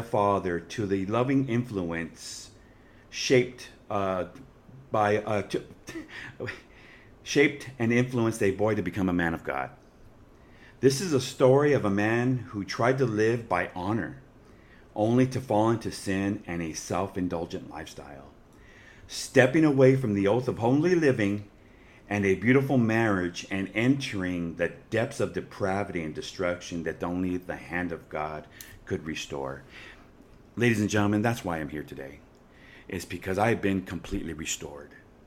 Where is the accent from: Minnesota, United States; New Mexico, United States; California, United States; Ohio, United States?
California, United States; Santa Fe Springs; I grew up in Santa Fe Springs, and I'm in my mid-50s. I went to Pioneer High School, went to Rio Hondo College